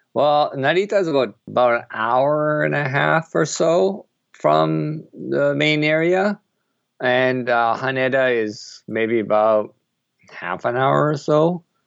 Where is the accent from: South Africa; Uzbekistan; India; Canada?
Canada; also born or lived in Japan / Bangkok, Thailand; now in Tokyo, Japan; I'm originally from Canada